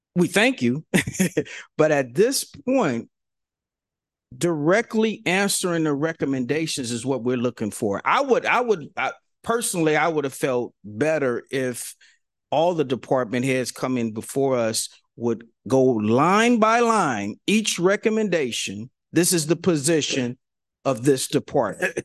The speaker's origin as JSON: {"language": "English", "town": "San Francisco", "region": "California", "country": "United States", "said": "I'm from San Francisco. I'm fifty-five years old"}